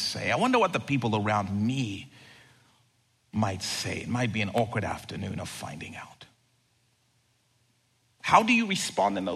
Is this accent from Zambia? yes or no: yes; Zambia; moved away; I grew up in Zambia, and at our home, we had a brick wall that surrounded the entire property